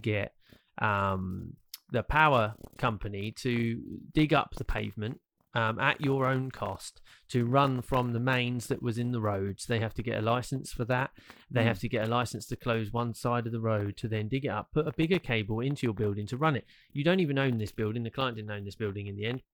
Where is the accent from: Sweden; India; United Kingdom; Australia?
United Kingdom; we are British